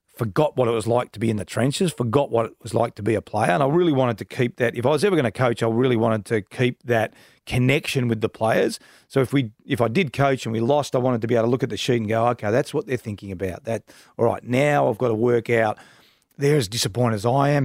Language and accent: English; Donvale, Victoria, Australia; I grew up in Donvale